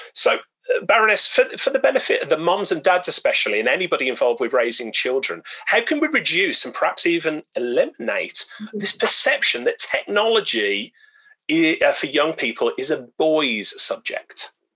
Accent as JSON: {"language": "English", "town": "Birmingham", "region": "West Midlands", "country": "United Kingdom", "tie": "born or raised there", "moved": "yes", "lives_now": "Newcastle upon Tyne, United Kingdom", "said": "my hometown of Birmingham"}